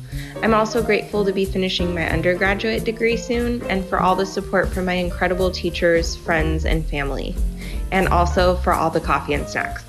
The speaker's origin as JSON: {"language": "English", "town": "Goodyear", "region": "Arizona", "country": "United States", "said": "I'm from Goodyear, Arizona"}